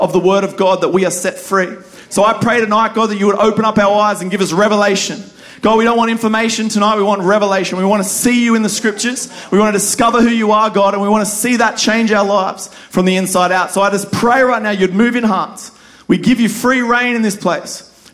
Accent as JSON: {"language": "English", "country": "Australia", "accent": "Aussie", "said": "my Aussie accent"}